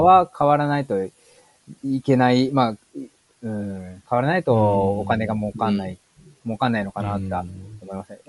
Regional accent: Shizuoka, Japan; also born or lived in Hokkaido; now in Tokyo, Japan; その僕その静岡出身なんですけど、北海道と東京ってこう生活環境も移してきたんですよね。

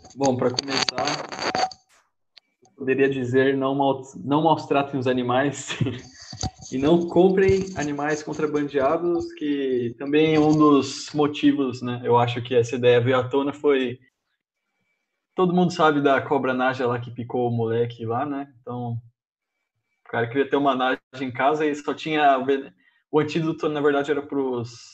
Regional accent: Brazil

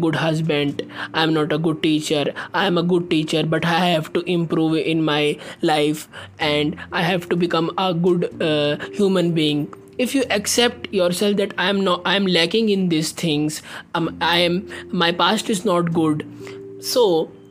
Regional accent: India; I am from India

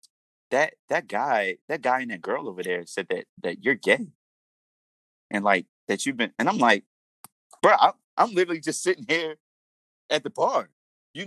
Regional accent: Baltimore, Maryland, United States; growing up in Baltimore.

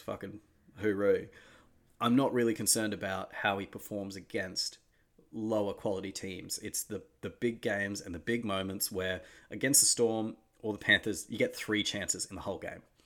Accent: Australia; as an Australian

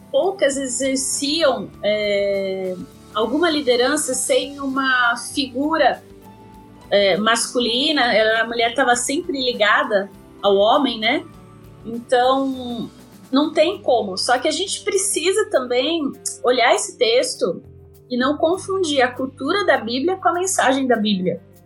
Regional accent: interior of São Paulo, Brazil; sou aqui do interior de São Paulo

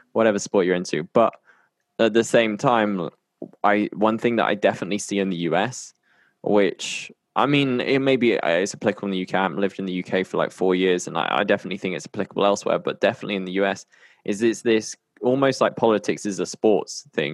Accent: United Kingdom; now in Colombia; I'm based in Colombia and I'm from the U K

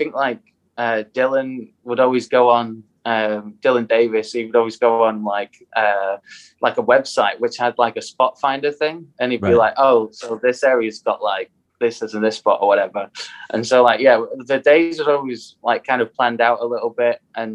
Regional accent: United Kingdom; we're so British

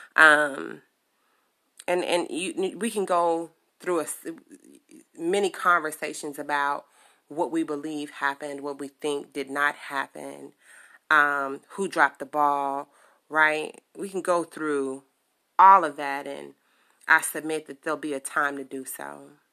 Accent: Chicago, Illinois, United States; I am from Chicago, born and raised

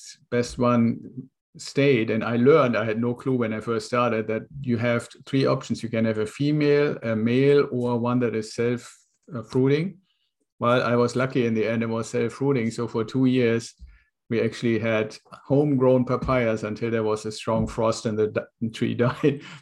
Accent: Germany; moved away as an adult; now in United States; I'm originally from Germany. I was in the Air Force, came over to the United States in an exchange program with the Air Force

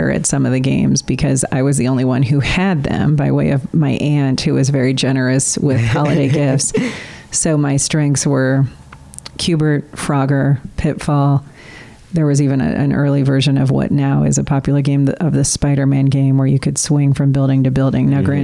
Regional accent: Peoria, Illinois, United States; Peoria, Illinois. Illinois. Right in the middle of the state.

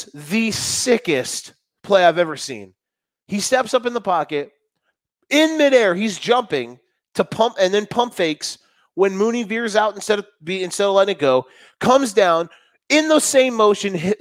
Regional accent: Florida, United States; moved away; I am from Florida and my mother was a Dolphins fan.

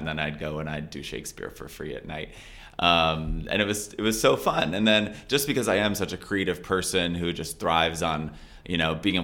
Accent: Florida, United States; moved away; I'm from Florida

